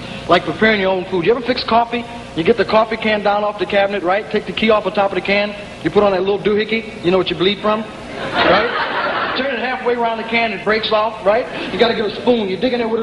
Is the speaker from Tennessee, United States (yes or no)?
no; Peoria, Illinois, United States; I'm not a New Yorker. My home's in Peoria, Illinois